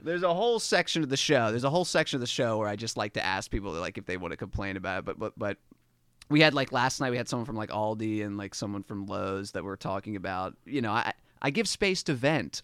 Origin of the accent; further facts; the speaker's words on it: Dundalk, Maryland, United States; moved away as an adult; also born or lived in New York City; I'm from Dundalk, Maryland, um, which is, like, right outside of Baltimore City